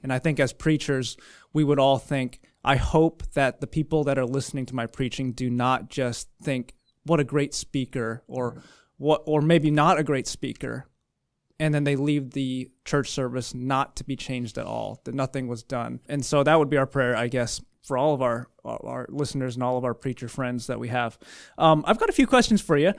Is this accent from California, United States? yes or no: yes; California, United States; I'm from California. We talk faster